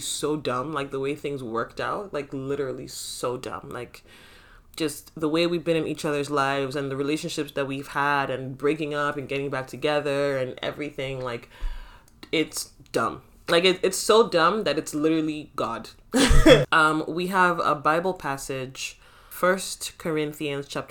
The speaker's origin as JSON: {"language": "English", "country": "Nigeria", "moved": "yes", "lives_now": "Canada", "said": "I love being Nigerian so much"}